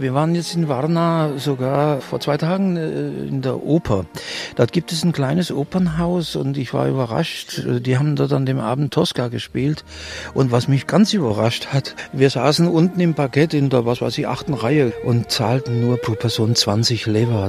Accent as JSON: {"language": "German", "country": "Germany", "said": "bei uns in Deutschland"}